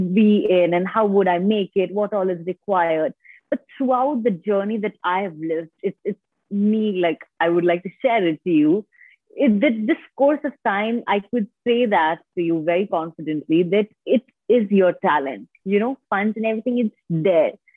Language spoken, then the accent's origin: English; India; I have completely been born and brought up in India.